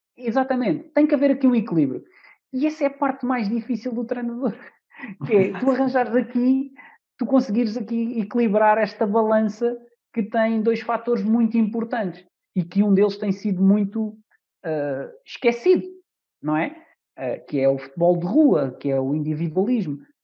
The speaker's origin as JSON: {"language": "Portuguese", "town": "Amadora", "region": "Lisbon", "country": "Portugal", "said": "hoje posso dizer que sou da Amadora"}